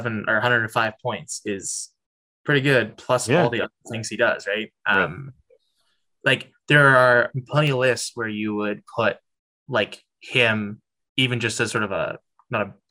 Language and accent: English; Canada; accent: Canadian; my Canadian accent.